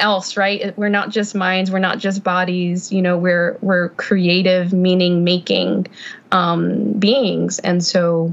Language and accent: English; Houston, Texas, United States; now in Sugar Land, United States; I was born and raised in Houston, but now I'm here in Sugar Land